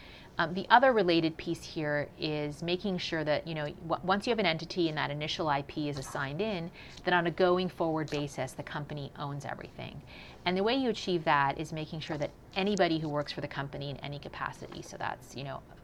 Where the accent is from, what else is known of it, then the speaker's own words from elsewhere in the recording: Canada; moved away as an adult; also born or lived in Silicon Valley, United States / New York City, United States; I'm Canadian and just moved back to Canada a few months ago, but spent a large part of my career working in the U.S. technology world